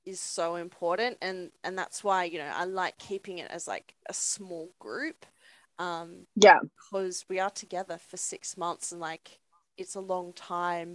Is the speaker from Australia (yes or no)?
yes; Hornsby, New South Wales, Australia; I saw Hornsby and I was like, that's my hometown.